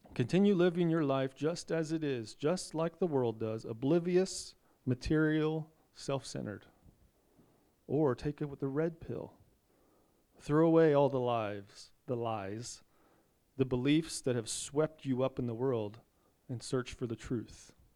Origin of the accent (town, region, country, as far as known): United States